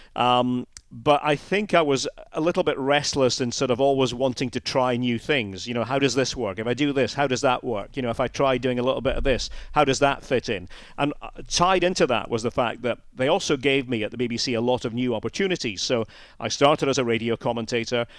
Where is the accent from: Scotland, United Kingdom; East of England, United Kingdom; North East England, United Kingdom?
Scotland, United Kingdom